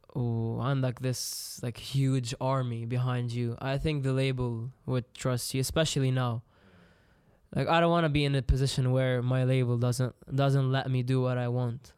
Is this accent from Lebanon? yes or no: yes; Lebanon; Lebanon, I got to learn English, French